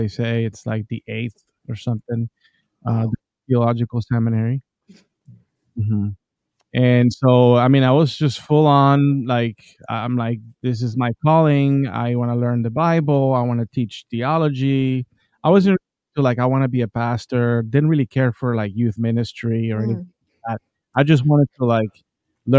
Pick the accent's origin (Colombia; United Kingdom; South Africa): Colombia; now in United States; I grew up in Colombia, and there is like, you go to Catholic school, you go to Catholic church, everyone around you is Catholic for the most part